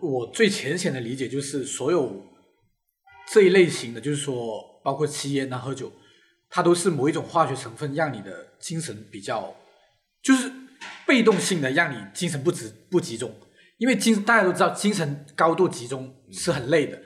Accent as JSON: {"language": "Chinese", "region": "Guangdong", "country": "China", "said": "首先我就是一个不吃蛇的广东人，我非常地害怕蛇"}